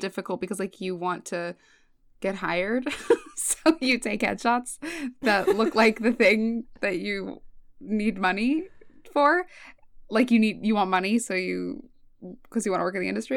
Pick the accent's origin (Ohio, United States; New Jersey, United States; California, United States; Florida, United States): California, United States; Los Angeles; moved away as an adult; now in New York, United States; I grew up in L A, um, in Woodland Hills specifically. It's the valley